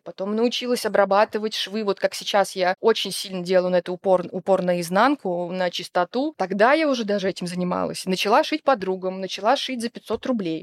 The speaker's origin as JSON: {"language": "Russian", "region": "Tula Oblast", "country": "Russia", "tie": "born or raised there", "also_born_or_lived": "Yekaterinburg area", "moved": "as an adult", "said": "И в Тульской области я жила, получается, с трех лет, с двух до семнадцати."}